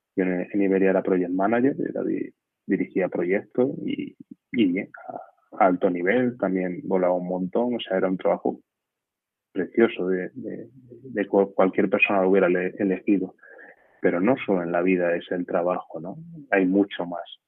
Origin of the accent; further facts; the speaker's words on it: Castañar de Ibor, Extremadura, Spain; soy extremeño de un pueblecito que se llama Castañar de Ibor